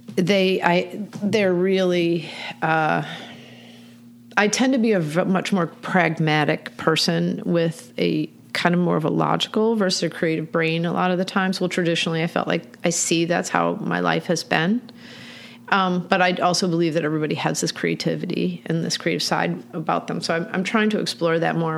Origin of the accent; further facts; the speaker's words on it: Michigan, United States; moved away as an adult; now in Baltimore, United States; I am from Michigan. I moved here to Baltimore in 1989